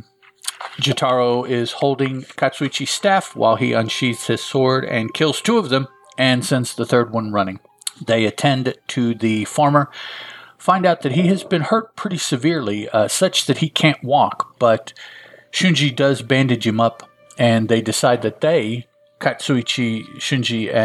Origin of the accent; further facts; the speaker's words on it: Chicago, Illinois, United States; I grew up in Chicago